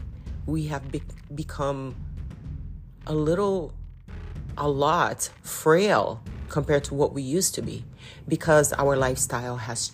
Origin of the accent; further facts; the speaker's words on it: Belém, Pará, Brazil; I am Brazilian and I come specifically from Belém do Pará. It's in the state of Pará